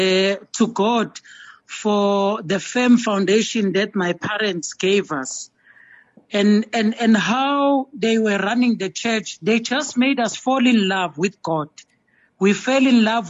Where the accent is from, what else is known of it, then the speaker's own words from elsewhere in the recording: Durban, KwaZulu-Natal, South Africa; I grew up in Durban, KwaMashu